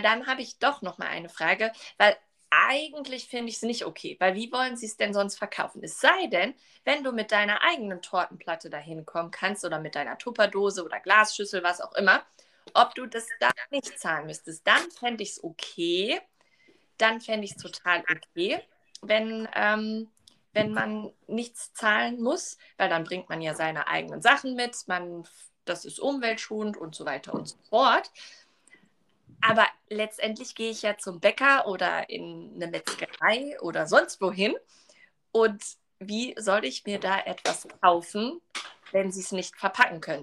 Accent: Duisburg, North Rhine-Westphalia, Germany; ich komme ja aus Duisburg

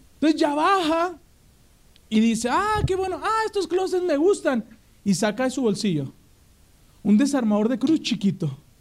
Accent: Mexico; como buen mexicano

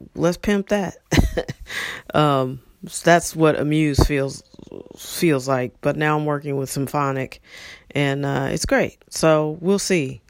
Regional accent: St. Louis, Missouri, United States; moved away; also born or lived in Los Angeles; I grew up in in St. Louis

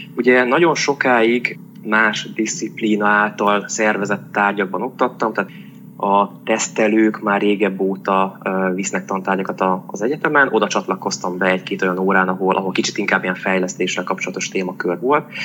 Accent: Debrecen, Hajdú-Bihar, Hungary; Itt születtem, sőt szüleim is itt születtek, tehát ilyen másik generációs tőzsökeres Debreceni vagyok. Azt jelenti, hogy itt tanultam, ide jártam általános iskolába, gimnáziumba, egyetemre is.

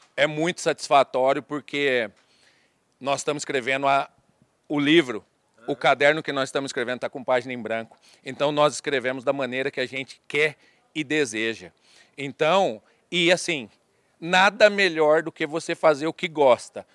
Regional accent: Assis, São Paulo, Brazil; eu sou do Vale do Paranapanema, né, da cidade de Assis

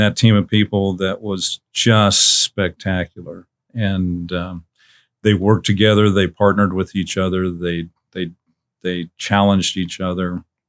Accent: Missouri, United States; I grew up in Missouri

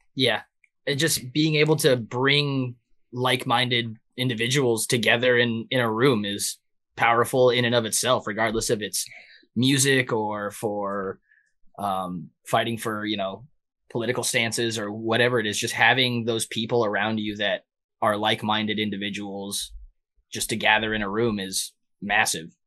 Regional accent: San Diego, California, United States; now in Minneapolis, United States; I'm from San Diego.

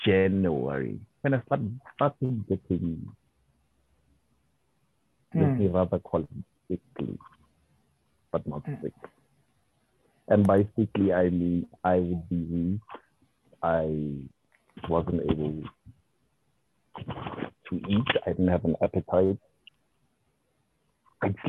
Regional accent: Pretoria, Gauteng, South Africa; moved away as an adult; also born or lived in Durban / Mpumalanga / Limpopo / Northern Cape; I grew up in Pretoria

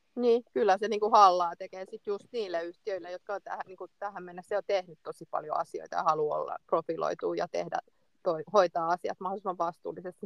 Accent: Finland; olen, olen Suomesta

